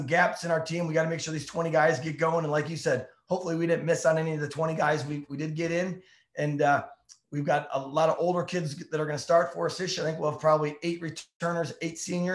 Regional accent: Ohio, United States; I grew up in Ohio

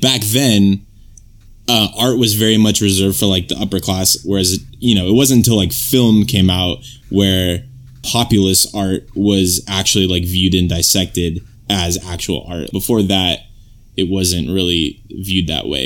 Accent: California, United States; I'm from California where, like, they say there's, like, no accent here or whatever.

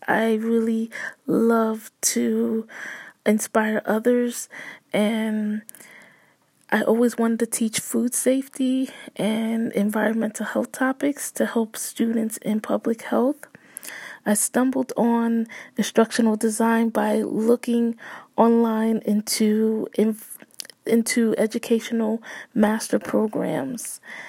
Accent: Bridgeport, Connecticut, United States; I am from Bridgeport, Connecticut

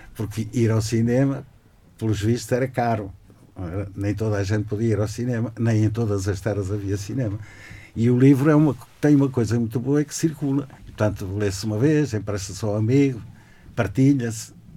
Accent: Portugal; now in Braga, Portugal; eu vivo em Braga há bastantes anos, nasci em Alvar

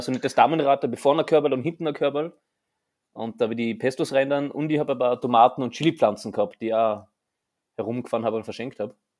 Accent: Austria; bei uns in Österreich

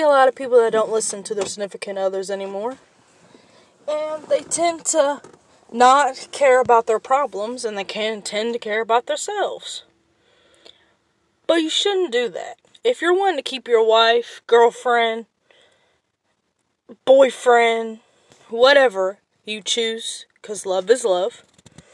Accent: Kentucky, United States; I'm from Kentucky.

